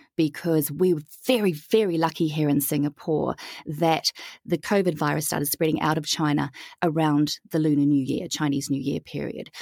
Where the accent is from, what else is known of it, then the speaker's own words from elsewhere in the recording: New Zealand; moved away as an adult; also born or lived in Europe / Southeast Asia / Pacific; I am born and raised in New Zealand, hence the funny accent